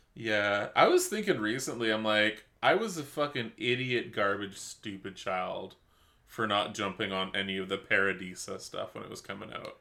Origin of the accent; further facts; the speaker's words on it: Canada; we're Canadian